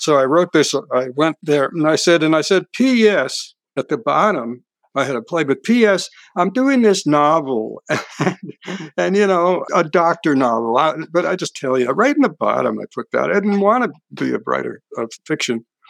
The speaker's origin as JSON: {"language": "English", "town": "Hudson", "region": "New York", "country": "United States", "tie": "born or raised there", "moved": "yes", "said": "my hometown, Hudson, New York."}